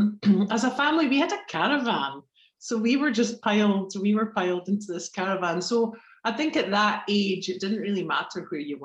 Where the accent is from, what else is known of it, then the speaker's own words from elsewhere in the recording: Edinburgh, Scotland, United Kingdom; Definitely. I mean, it always feels like home. I've lived quite a few different places.